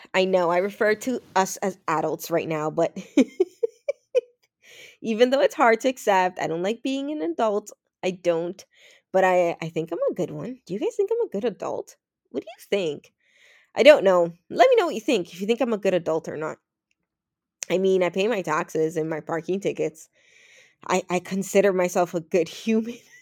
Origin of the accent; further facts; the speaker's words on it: Toronto, Ontario, Canada; also born or lived in Los Minas, Dominican Republic; my childhood friends from Toronto that I grew up on Weston Road